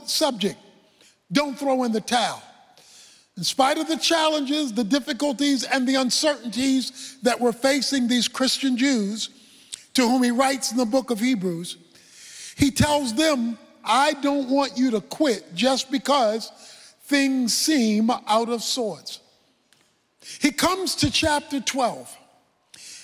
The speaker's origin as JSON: {"language": "English", "town": "Baltimore", "region": "Maryland", "country": "United States", "tie": "born or raised there", "said": "When I was a boy growing up in Baltimore"}